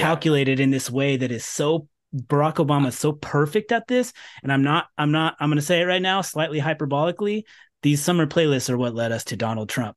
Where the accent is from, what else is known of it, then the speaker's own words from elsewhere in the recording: Sacramento, California, United States; moved away; I was from Sacramento